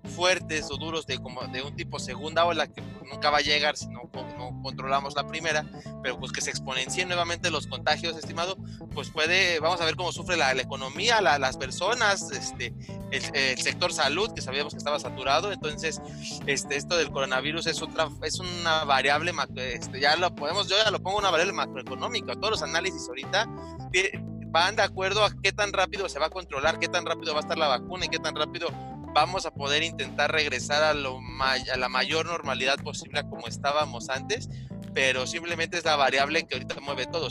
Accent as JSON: {"language": "Spanish", "country": "Mexico", "said": "sabemos que somos mexicanos"}